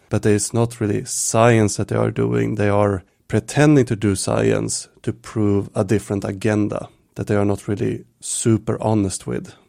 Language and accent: English; Stockholm, Stockholm County, Sweden; also born or lived in Visby, Gotland; I moved from Stockholm, where I grew up and lived